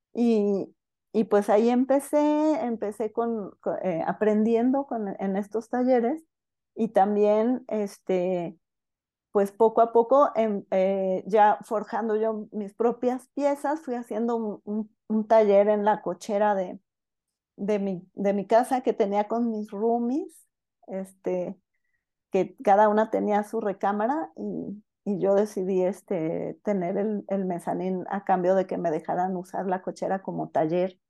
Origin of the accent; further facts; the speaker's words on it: Guadalajara, Jalisco, Mexico; yo nací en Guadalajara, este, y bueno, aunque, aunque nací aquí en Guadalajara